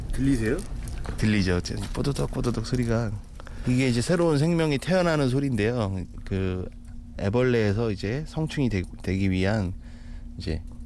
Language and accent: Korean; Jeolla, South Korea; moved away; 제 고향집이 시골이거든요. 전라도 쪽인데